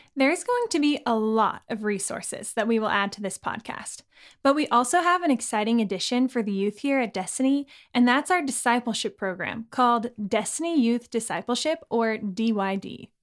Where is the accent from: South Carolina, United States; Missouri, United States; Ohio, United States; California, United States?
California, United States; now in Scotland, United Kingdom; I'm from California, and I definitely miss the heat